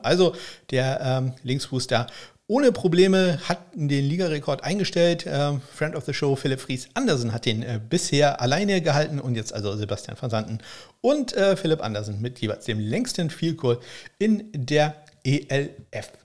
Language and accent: German; Northern Germany, Germany; ich bin ja Norddeutscher